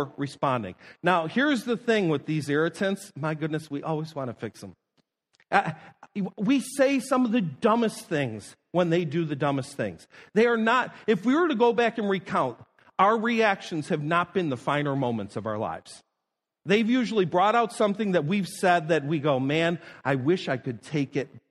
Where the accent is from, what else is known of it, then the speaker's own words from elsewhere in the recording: Niagara Falls, New York, United States; moved away; I live several miles away growing up from Love Canal.